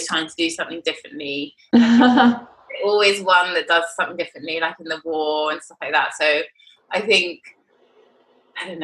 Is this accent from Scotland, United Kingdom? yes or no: no; London, United Kingdom; I grew up in London to my mum, who is a New Zealander